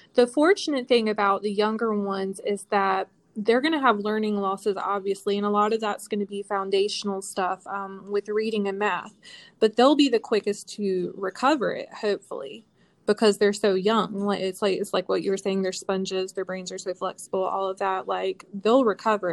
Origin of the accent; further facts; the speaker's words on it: North Carolina, United States; I'm from North Carolina